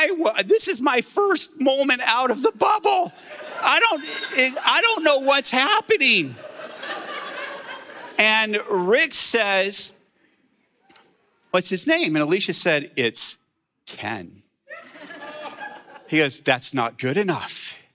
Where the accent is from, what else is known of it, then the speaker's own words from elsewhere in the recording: Jerusalem, Jerusalem District, Israel; And I grew up in Jerusalem. I grew up in a Christian bubble.